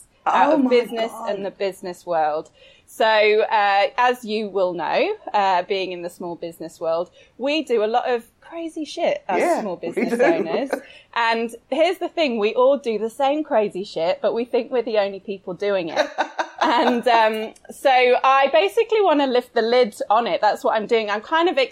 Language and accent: English; United Kingdom; I'm British. So satire is basically in my blood